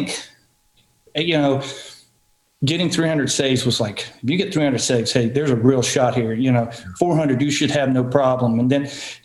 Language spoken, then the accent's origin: English; Marion, Virginia, United States; my hometown, Marion, Virginia.